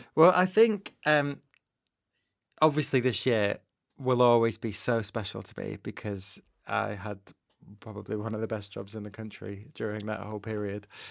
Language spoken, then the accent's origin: English; Manchester, North West England, United Kingdom; I grew up in Manchester